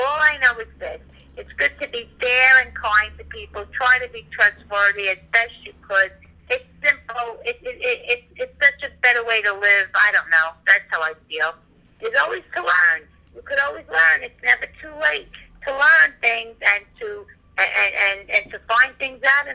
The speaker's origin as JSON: {"language": "English", "town": "Ventura", "region": "California", "country": "United States", "tie": "born or raised there", "said": "growing up in Ventura"}